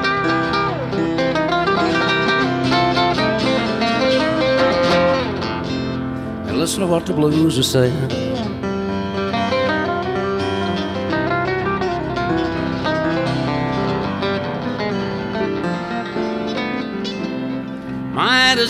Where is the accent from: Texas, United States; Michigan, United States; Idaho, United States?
Texas, United States; Abbott; around Abbott and Hillsborough and West, around where I grew up in Texas